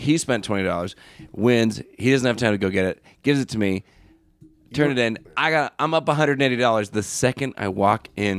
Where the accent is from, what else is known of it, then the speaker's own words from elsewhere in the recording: England, United Kingdom; moved away; I know I'm English